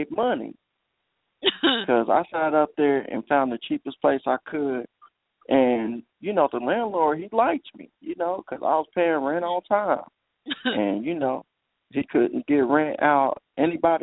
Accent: Kansas City, Missouri, United States; I'm from Kansas City.

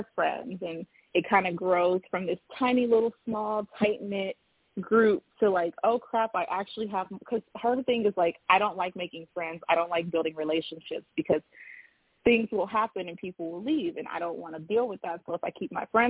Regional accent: Los Angeles, California, United States; I am from Los Angeles, which is a big city, but growing up, 10 million people

